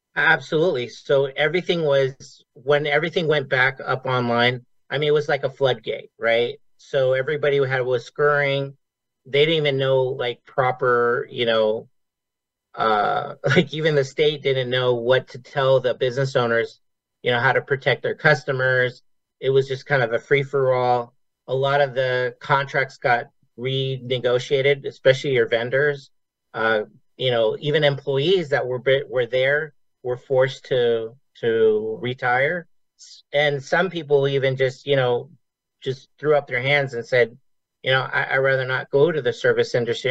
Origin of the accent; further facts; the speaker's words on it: Las Vegas, Nevada, United States; I grew up here in Vegas